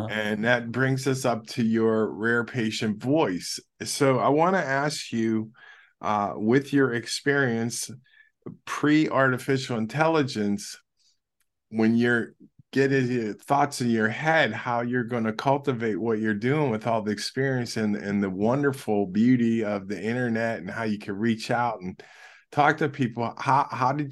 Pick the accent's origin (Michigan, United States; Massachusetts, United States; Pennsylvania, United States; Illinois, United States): Pennsylvania, United States; Pittsburgh; I'm from Pittsburgh